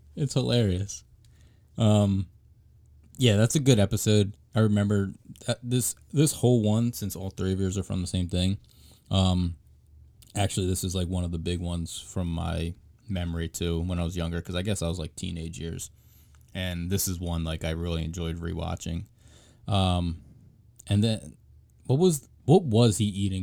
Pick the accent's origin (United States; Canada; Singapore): United States; Springfield; we're actually from Springfield